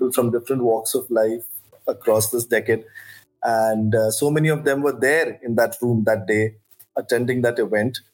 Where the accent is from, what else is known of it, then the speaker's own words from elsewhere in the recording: New Delhi, Delhi, India; I grew up in New Delhi